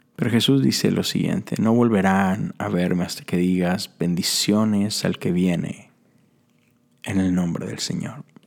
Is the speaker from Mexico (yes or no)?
yes; Mexico; moved away as an adult; now in United States; Yo crecí en México